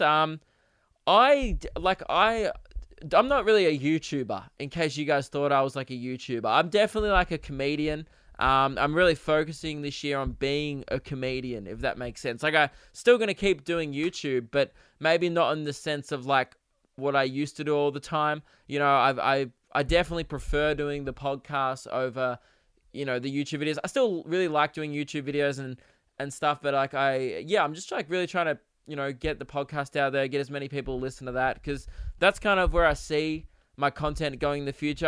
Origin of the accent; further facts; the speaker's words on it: Australia; I'm Australian